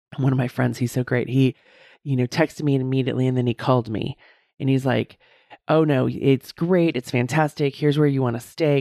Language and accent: English; United States; how Americans, we just are so into the brand, right?